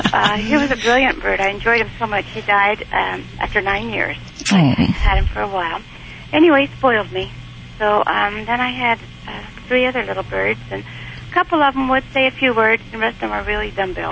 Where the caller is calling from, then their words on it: Spokane, Washington, United States; Spokane, Washington.